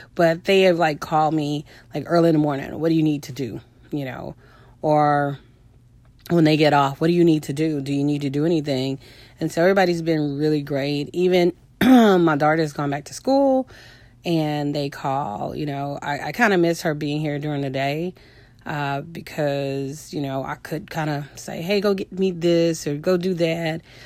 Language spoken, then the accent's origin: English; Houston, Texas, United States; I'm from Houston